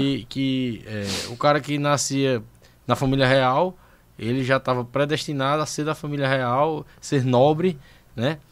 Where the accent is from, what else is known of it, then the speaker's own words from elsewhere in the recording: interior of Paraíba, Brazil; also born or lived in João Pessoa; lá onde eu moro, lá no meu interior, na uhum. Paraíba